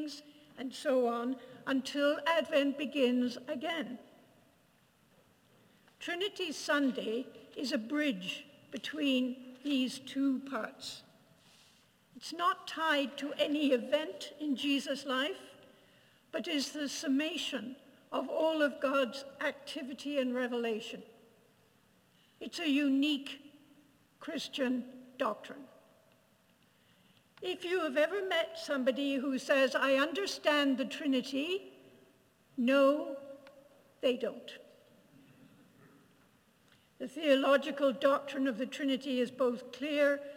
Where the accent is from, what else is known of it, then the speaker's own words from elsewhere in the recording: Ireland; I grew up in Ireland.